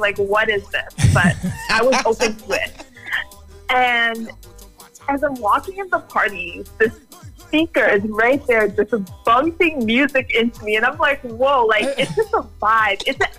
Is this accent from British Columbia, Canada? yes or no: no; Toronto, Ontario, Canada; So I was born in Toronto, actually. I'm Canadian born, and then my background is Jamaican and Guyanese.